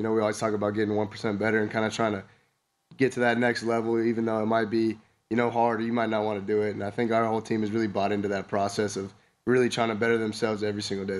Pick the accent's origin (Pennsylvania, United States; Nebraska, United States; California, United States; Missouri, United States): California, United States; I was coming down from Southern California